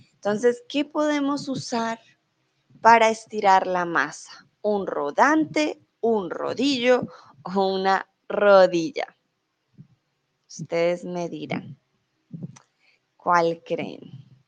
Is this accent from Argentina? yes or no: no; Colombia; now in Mexico; soy de Colombia, ah, pero en estos momentos estoy en México